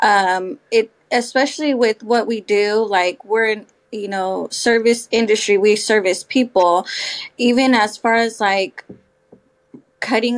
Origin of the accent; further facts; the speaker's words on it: South Bay, California, United States; also born or lived in San Jose; now in Hayward, United States; So I also move around a lot, but I am from the South Bay.